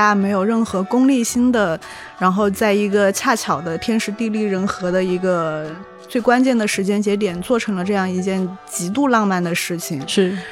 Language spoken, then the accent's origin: Chinese; Chongqing, China; 很能代表我的故乡，就嗯。重庆嘛